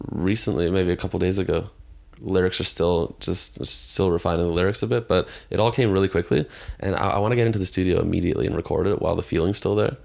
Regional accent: Toronto, Ontario, Canada; I grew up in Toronto

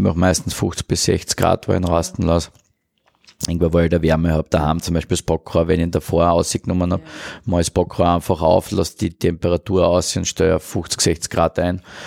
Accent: Mureck, Styria, Austria; now in Vienna, Austria; Also ich bin Steirer aus Murek

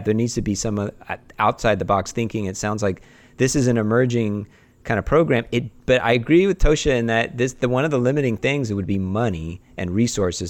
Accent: California, United States; we're from California

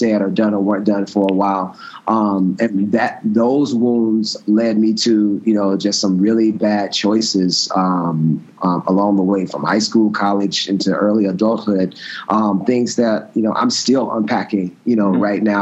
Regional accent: Moss Point, Mississippi, United States; moved away as an adult; also born or lived in Alabama; I actually was born in Moss Point, Mississippi, which is a small town on the Mississippi Gulf Coast. Grew up in a Christian home.

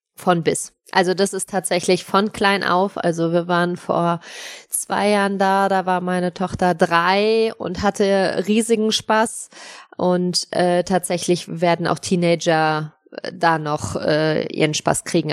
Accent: Sauerland, North Rhine-Westphalia, Germany; wir kommen aus Dortmund

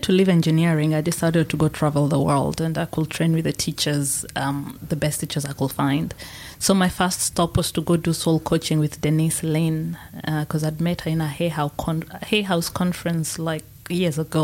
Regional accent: Kenya; So Mount Kenya is where I was born

